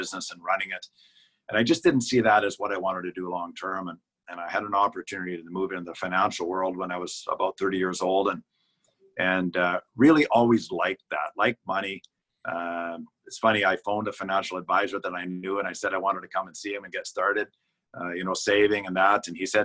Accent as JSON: {"language": "English", "town": "Edmonton", "region": "Alberta", "country": "Canada", "tie": "born or raised there", "also_born_or_lived": "Vancouver / Seattle", "moved": "as an adult", "lives_now": "Saskatoon, Canada", "said": "I grew up in Edmonton and then have been in Saskatoon since 1983. And this is my home now"}